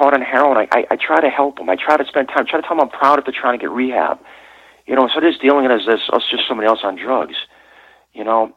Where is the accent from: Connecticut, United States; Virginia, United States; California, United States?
Connecticut, United States; I'm from Connecticut